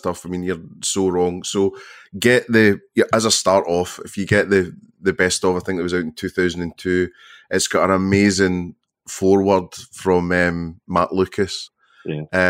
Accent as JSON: {"language": "English", "town": "Irvine", "region": "Scotland", "country": "United Kingdom", "tie": "born or raised there", "moved": "yes", "lives_now": "Brighton, United Kingdom", "said": "I was born in Irvine"}